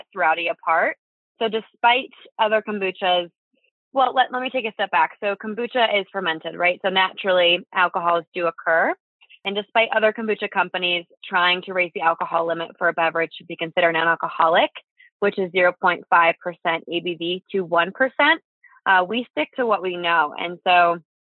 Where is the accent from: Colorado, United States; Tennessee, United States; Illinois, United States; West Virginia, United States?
Illinois, United States; Chicago; moved away as an adult; now in Boulder, United States; I was born and raised in Chicago